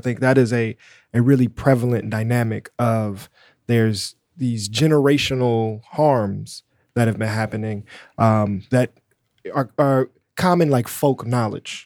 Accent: Chicago, Illinois, United States; a black person growing up in Chicago

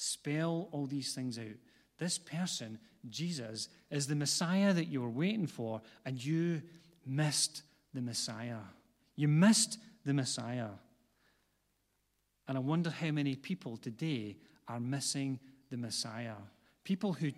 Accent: Glasgow, Scotland, United Kingdom; I was born not far from here, and a lot of people don't know that, but I grew up on the east side of Glasgow, which is where my accent comes from

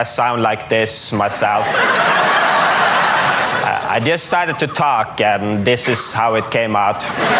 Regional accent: Norway; I'm from Norway

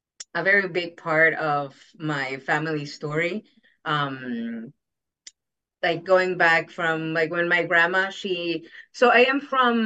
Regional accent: Jackson Heights, New York, United States; And my grandma, when we used to live in Queens, we're from Jackson Heights.

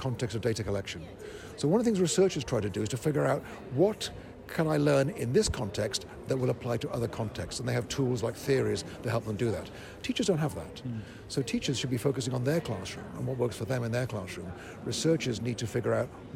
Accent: Florida, United States; my home state of Florida

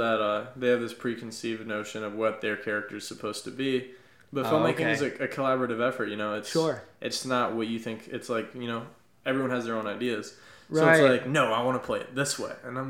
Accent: Naples, Florida, United States; And I grew up in Florida. You know, Naples, it's a city.

